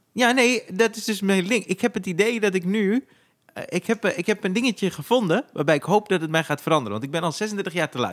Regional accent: Zaandam, North Holland, Netherlands; Ik kom uit de Poelenburg, daar eh, wonen veel Turken

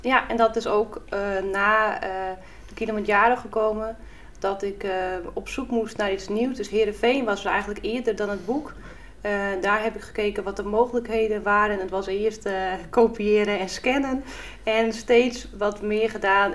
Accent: Friesland, Netherlands; En in Friesland zeggen we dan, nou, van wie bist er

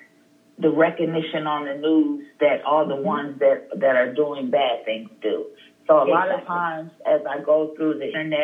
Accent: Wilmington, Delaware, United States; moved away as an adult; I'm from Wilmington. So I'm just sitting on my grandfather's porch, the house that I grew up

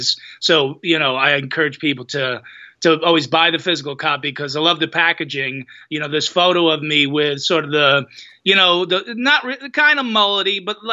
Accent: New Jersey, United States; I'm from Jersey. You know, that's our weird way of showing affection

